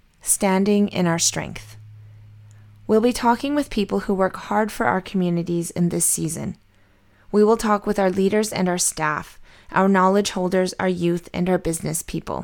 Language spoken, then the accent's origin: English; Skelkale, British Columbia, Canada; I'm from Skelkale